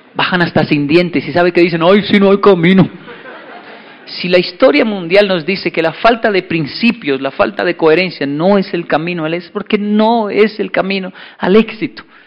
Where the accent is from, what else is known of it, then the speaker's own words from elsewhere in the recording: Bogotá, Colombia; moved away; also born or lived in Japan; yo soy de Ciudad Bolívar